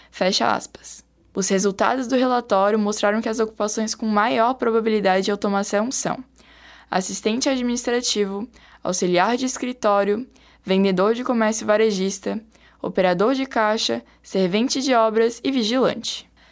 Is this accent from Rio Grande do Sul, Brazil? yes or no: no; Trombudo Central, Santa Catarina, Brazil; a minha cidade natal, Trombudo Central